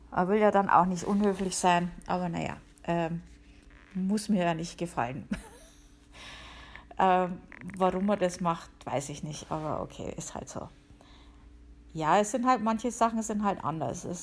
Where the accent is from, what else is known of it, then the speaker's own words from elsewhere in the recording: Bavaria, Germany; Wie man hören kann, ich bin ja aus Bayern, ähm, genau zu sein aus der Oberpfalz. Und ich bin halt irgendwie auch so, so ein grantiger Oberpfälzer manchmal.